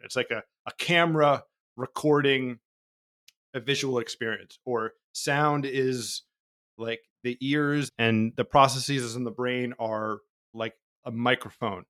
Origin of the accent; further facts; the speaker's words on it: New Jersey, United States; I was born in New Jersey in the eighties